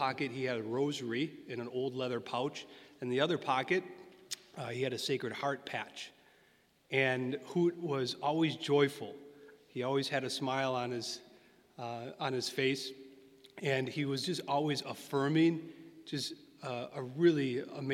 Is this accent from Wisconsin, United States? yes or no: yes; Sturgeon Bay, Wisconsin, United States; I went to Catholic school growing up in Sturgeon Bay, Corpus Christi